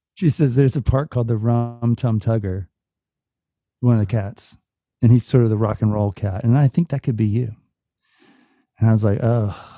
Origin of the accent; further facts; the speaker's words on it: Atlanta, Georgia, United States; also born or lived in Virginia; I was born in Virginia, but I grew up in Atlanta